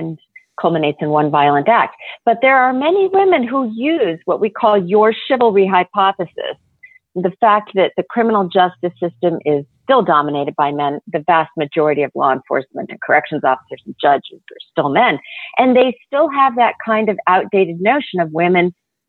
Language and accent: English; Oklahoma, United States; I grew up in Oklahoma, so they had something called Everclear there.